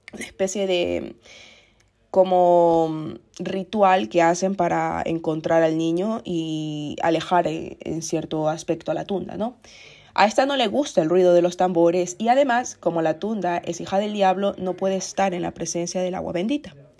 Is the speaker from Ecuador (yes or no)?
yes; Ecuador; Ecuador, que es el país de donde soy yo